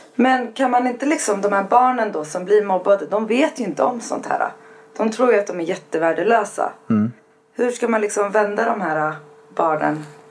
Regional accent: Nacka, Stockholm County, Sweden; Där är jag uppväxt

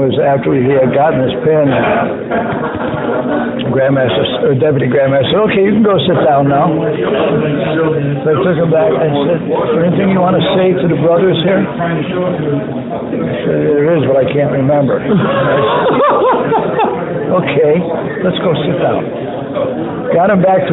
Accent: Scranton, Pennsylvania, United States; also born or lived in Delaware; now in Arizona, United States; I grew up in Scranton

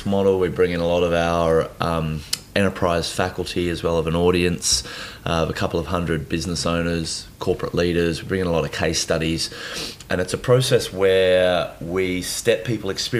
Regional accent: Nowra, New South Wales, Australia; So I was born in New South Wales, a little town called Nowra

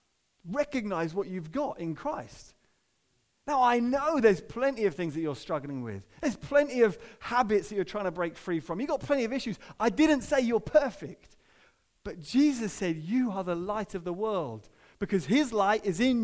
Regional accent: United Kingdom; most of us who are British

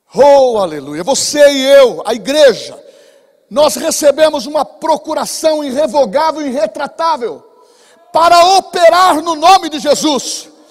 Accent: Bauru, São Paulo, Brazil; Nós somos de Bauru, lá do interior de São Paulo

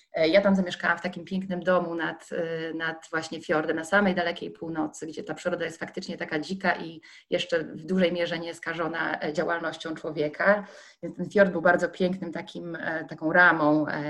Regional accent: Gdańsk, Pomeranian Voivodeship, Poland; Ja się urodziłam nad Bałtykiem w Gdańsku

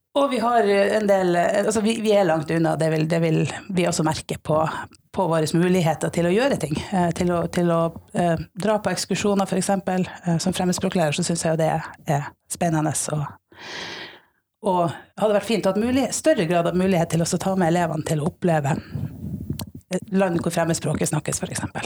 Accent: Finnmark, Norway; født og oppvokst i Finnmark

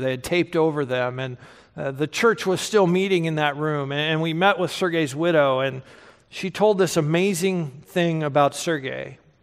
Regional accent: United States; us as American Christians

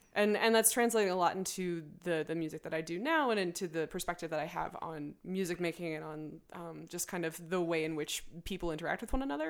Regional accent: Evanston, Illinois, United States; also born or lived in Chicago; I moved out of my hometown, Evanston.

